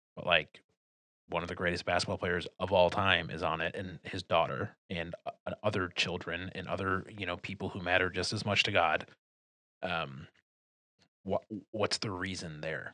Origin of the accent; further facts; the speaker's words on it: Detroit, Michigan, United States; I'm from Detroit.